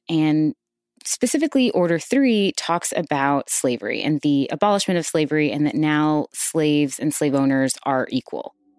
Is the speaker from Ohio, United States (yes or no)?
no; Houston, Texas, United States; I'm originally from Houston, Texas, and I'm also from Third Ward